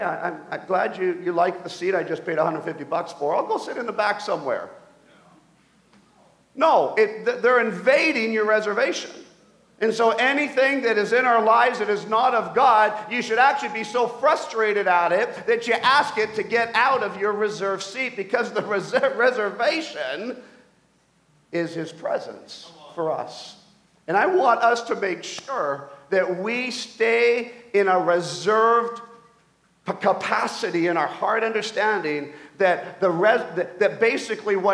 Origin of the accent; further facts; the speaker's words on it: Mission, British Columbia, Canada; I grew up in Mission, BC, as we moved back to Canada